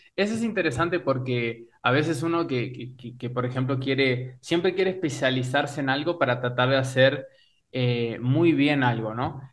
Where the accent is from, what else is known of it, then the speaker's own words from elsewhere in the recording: Uruguay; moved away; also born or lived in Oberá, Argentina / Buenos Aires, Argentina; como persona nací en Uruguay y como músico en Oberá